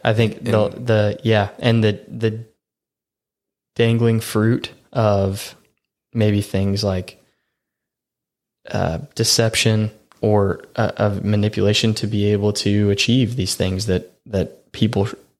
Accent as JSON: {"language": "English", "region": "the Bible Belt", "country": "United States", "tie": "born or raised there", "said": "I mean, growing up was great. Growing up in the Bible Belt, everybody went to church."}